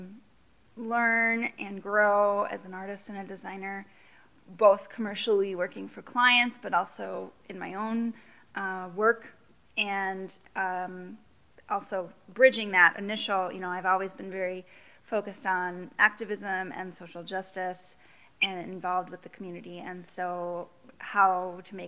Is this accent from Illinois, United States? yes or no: yes; Oak Park, Illinois, United States; moved away as an adult; also born or lived in St. Paul; now in Minneapolis, United States; I grew up just outside of Chicago in Oak Park, Illinois, and I came to Minnesota to go to college